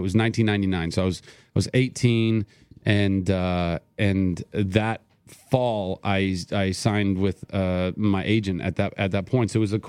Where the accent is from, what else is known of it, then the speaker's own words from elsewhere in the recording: Ventura, California, United States; And I grew up in Ventura, California, so you'd think, oh, the beach, like, go and surf.